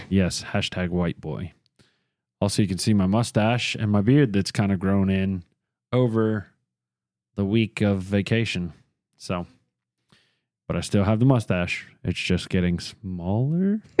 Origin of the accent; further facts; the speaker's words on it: near Charlotte, North Carolina, United States; I was born in Charlotte, but I was raised in a little town 20 minutes from here. Never lived anywhere but the state of North Carolina